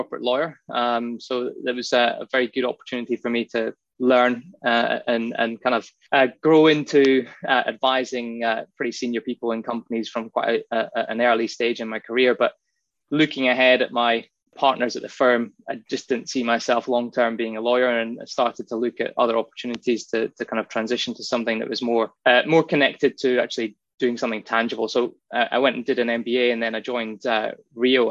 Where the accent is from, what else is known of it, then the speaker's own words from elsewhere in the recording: Inverness, Scotland, United Kingdom; now in Western Australia, Australia; I was born in the Highlands of Scotland in a place